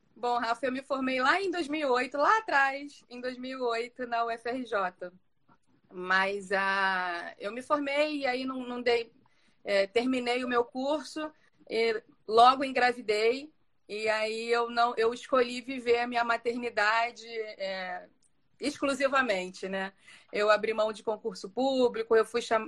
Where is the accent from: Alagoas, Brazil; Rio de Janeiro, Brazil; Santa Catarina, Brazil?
Rio de Janeiro, Brazil; moved away as an adult; now in Rio das Ostras, Brazil; Eu moro em Rio das Ostras atualmente. Eu é, sou carioca